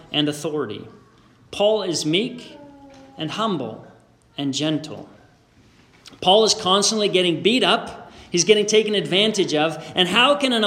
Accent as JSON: {"language": "English", "country": "Canada", "also_born_or_lived": "Beamsville, Ontario", "said": "a Canadian citizen who was attending school in the States"}